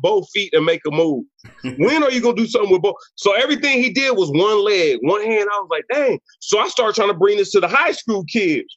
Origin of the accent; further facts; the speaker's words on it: Cleveland, Ohio, United States; I'm from Cleveland, Ohio.